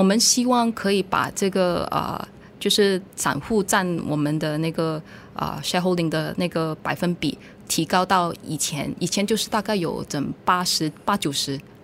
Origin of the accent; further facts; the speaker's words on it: Malaysia; 我们是比土生土长的马来西亚人